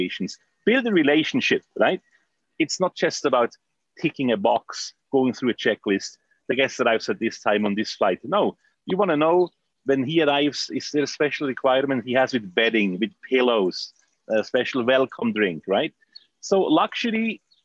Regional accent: Switzerland; I grew up in Switzerland.

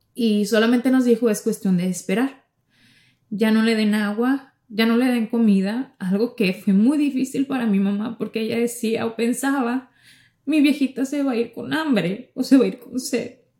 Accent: Ciudad Obregón, Sonora, Mexico; now in Miami, United States; yo llego a, a Sonora, a lo que es el estado donde vive mi familia, a Ciudad Obregón

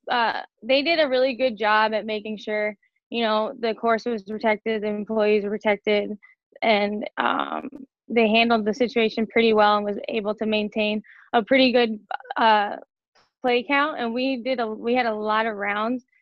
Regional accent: Chicago, Illinois, United States; moved away; I'm from Chicago, so I'm used to the humidity

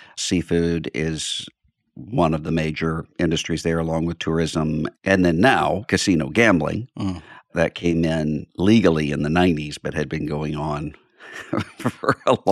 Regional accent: Biloxi, Mississippi, United States; now in Nashville, United States; I'm from Biloxi, Mississippi, which is on the Mississippi Gulf Coast, right out from New Orleans. Mm. That's where I grew up. And we live now in Nashville, Tennessee.

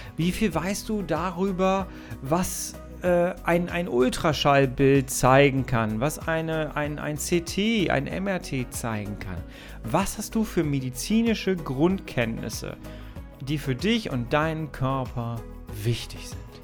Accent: Ruhr area, North Rhine-Westphalia, Germany; ich komme aus dem Ruhrgebiet, ne? wenn ich das Wort Oma sage, hört sich das immer an wie

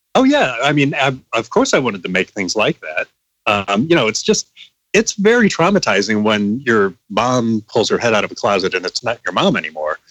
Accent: Missouri, United States; moved away as an adult; I was from Missouri.

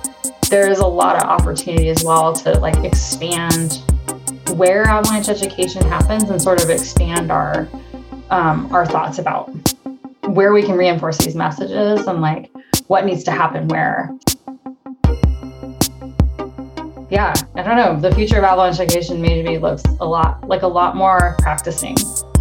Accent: Nebraska, United States; Then we moved to Nebraska after that. And I grew up in the Midwest, like largely driving to Winter Park once a year to go skiing.

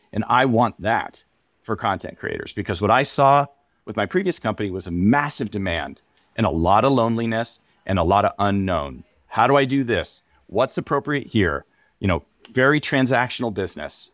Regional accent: San Diego, California, United States; I grew up in San Diego

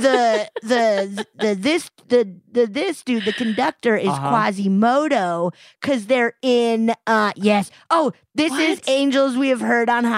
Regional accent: Colorado, United States; I grew up in Colorado

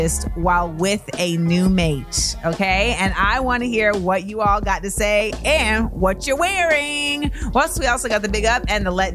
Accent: Orlando, Florida, United States; I grew up in Orlando.

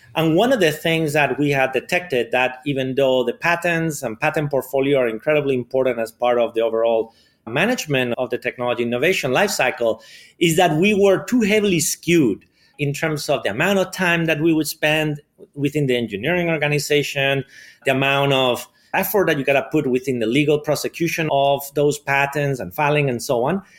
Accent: Madrid, Community of Madrid, Spain; English is a second language; moved away; I grew up in Spain, in Madrid.

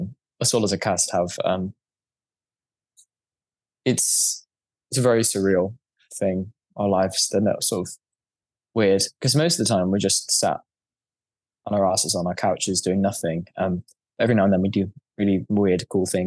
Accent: United Kingdom; being British, you're just used to the cold.

